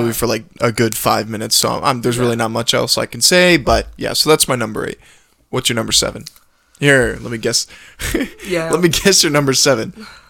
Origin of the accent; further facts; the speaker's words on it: Waterloo, Ontario, Canada; I'm from Waterloo, where the vampires are.